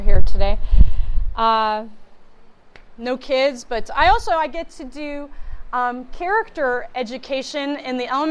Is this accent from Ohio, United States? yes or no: yes; Youngstown, Ohio, United States; also born or lived in Pittsburgh; I hail from the Youngstown area. I was born in Pittsburgh, but I've lived there all my... I've lived in Youngstown basically all my life.